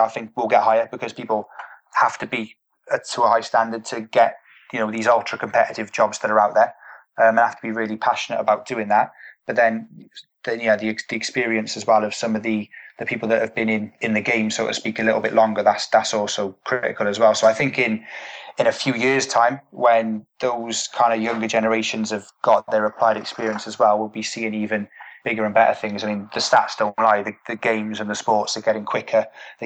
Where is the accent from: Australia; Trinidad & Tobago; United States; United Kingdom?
United Kingdom; as British people